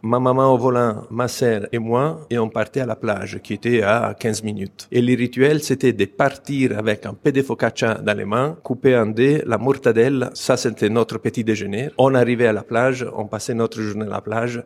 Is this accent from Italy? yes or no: yes; Italy; moved away as an adult; Je suis expatrié d'Italie depuis